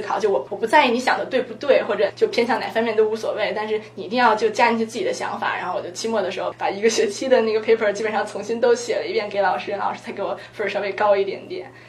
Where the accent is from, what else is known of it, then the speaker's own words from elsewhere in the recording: China; moved away; also born or lived in United States; 我作为一个中国人，我对中国历史很熟悉了